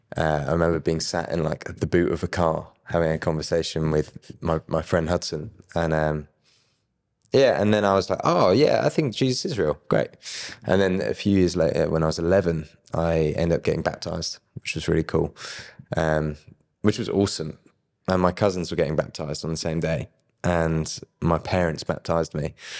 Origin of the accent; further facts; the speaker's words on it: Brighton, South East England, United Kingdom; I grew up in Brighton